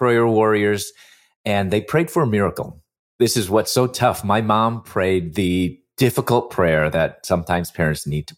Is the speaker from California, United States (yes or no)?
no; Chicago, Illinois, United States; moved away as an adult; also born or lived in Louisville / Atlanta; I'm originally from Chicago